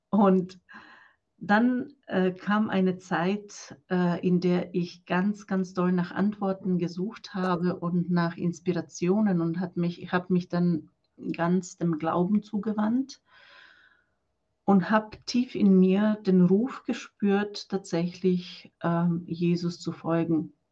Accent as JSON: {"language": "German", "country": "Croatia", "moved": "yes", "lives_now": "Germany", "said": "Äh, ich komme aus Kroatien und bin seit 2008 in Deutschland. Und nach Deutschland bin ich gekommen als Nonne."}